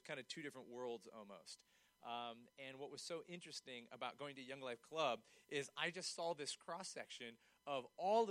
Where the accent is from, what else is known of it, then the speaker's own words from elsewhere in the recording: York, Pennsylvania, United States; also born or lived in Shrewsbury, Pennsylvania; I grew up in York. I went to York Suburban High School